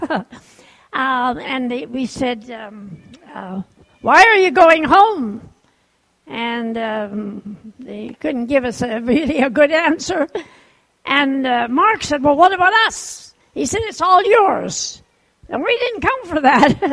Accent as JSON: {"language": "English", "country": "Japan", "tie": "born there", "said": "I was born in Japan. My parents were missionaries at the time."}